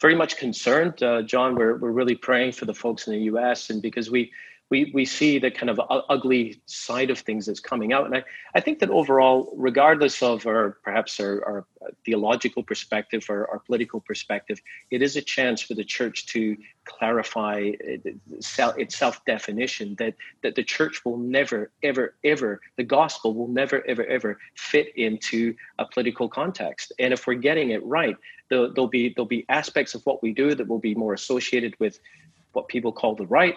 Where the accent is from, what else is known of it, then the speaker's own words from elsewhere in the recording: Scotland, United Kingdom; I'm from Scotland, I say football, not soccer